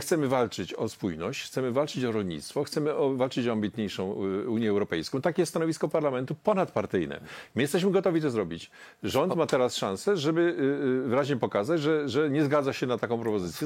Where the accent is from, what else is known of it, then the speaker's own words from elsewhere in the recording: Silesian Voivodeship, Poland; Ja jestem ze Śląska